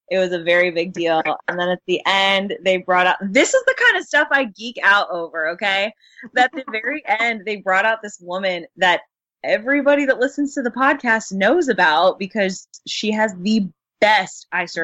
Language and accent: English; Houston, Texas, United States; I'm from Houston, okay? Like, we, it's not really a thing.